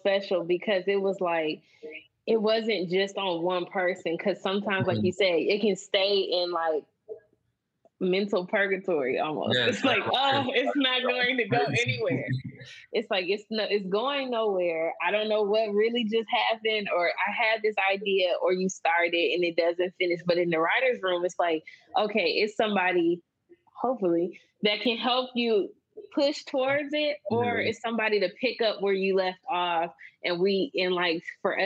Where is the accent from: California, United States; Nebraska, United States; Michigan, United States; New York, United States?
Michigan, United States; we're both from Michigan, but we are both from different places in Michigan.